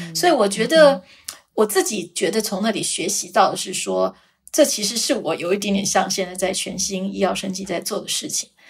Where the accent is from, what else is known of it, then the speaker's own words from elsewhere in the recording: Taiwan; also born or lived in Switzerland; 毕竟我是一个台湾人